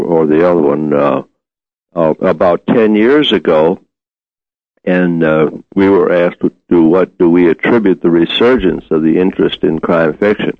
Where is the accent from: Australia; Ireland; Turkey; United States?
United States; Detroit, Michigan; also born or lived in New Orleans / Oklahoma City / Dallas / Memphis; I've been in Detroit since I was 9 years old.